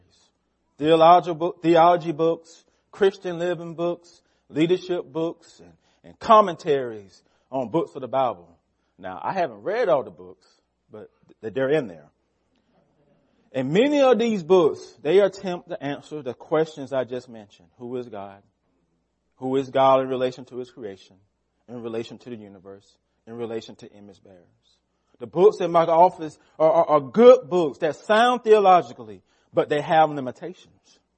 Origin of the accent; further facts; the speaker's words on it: United States; We are Americans